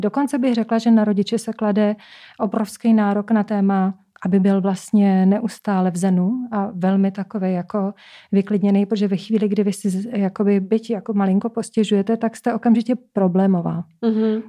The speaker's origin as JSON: {"language": "Czech", "country": "Czechia", "said": "já jsem vlastně z Krušný hor"}